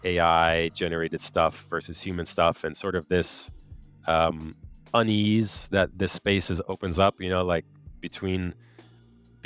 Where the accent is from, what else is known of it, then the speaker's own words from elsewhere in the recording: United States; moved away as an adult; also born or lived in Quebec, Canada; now in Quebec City, Canada; I am an American, but I live in Quebec, outside of Quebec City, Canada.